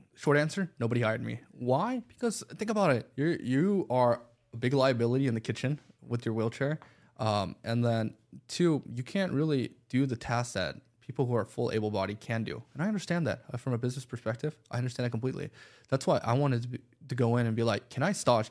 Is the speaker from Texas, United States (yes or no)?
no; Buford, Georgia, United States; also born or lived in Los Angeles, California; Growing up in Beaufort, Georgia, not many options.